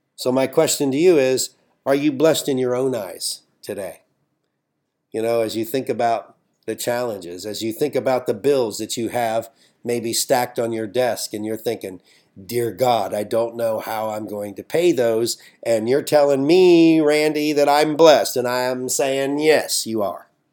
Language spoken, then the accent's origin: English; United States; I'm an American